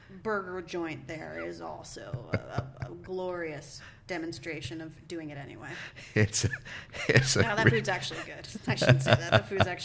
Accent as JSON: {"language": "English", "region": "New Jersey", "country": "United States", "tie": "born or raised there", "said": "I grew up in Jersey, but coming into the city in the '80s was banana cakes."}